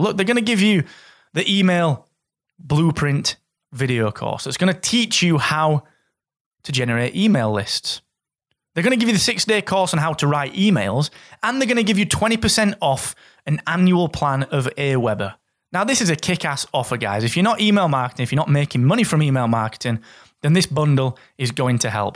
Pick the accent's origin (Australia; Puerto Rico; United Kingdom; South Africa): United Kingdom; Barnsley, Yorkshire and the Humber; I'm a guy from Barnsley that comes from a family that was rooted in mining